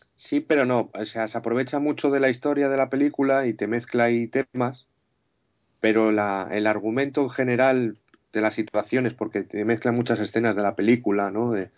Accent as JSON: {"language": "Spanish", "town": "Madrid", "region": "Community of Madrid", "country": "Spain", "said": "soy de aquí, de Madrid, de los madriles de toda la vida"}